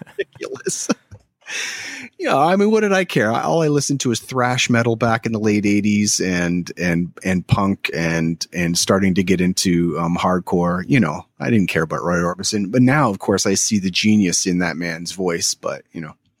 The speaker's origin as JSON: {"language": "English", "town": "Toronto", "region": "Ontario", "country": "Canada", "tie": "born or raised there", "also_born_or_lived": "Chatham, Ontario", "moved": "yes", "lives_now": "Philadelphia, United States", "said": "I'm from the Toronto area. um, originally, but I was born in Chatham, Ontario, which is, I, I would say it's close to Windsor, or which is basically across from Detroit, most of my life in Toronto growing up"}